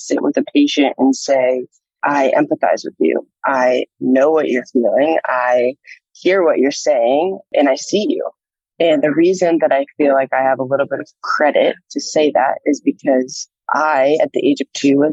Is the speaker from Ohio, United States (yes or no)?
yes; Columbus, Ohio, United States; moved away as an adult; now in Nashville, United States; I'm from Columbus, Ohio, born and raised